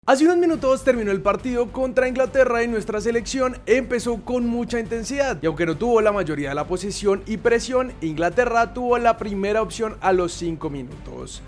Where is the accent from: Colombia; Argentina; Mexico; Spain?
Colombia